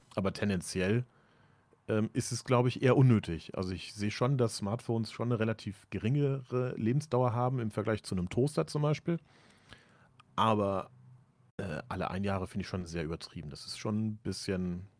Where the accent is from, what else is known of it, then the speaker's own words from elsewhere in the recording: Germany; als Deutscher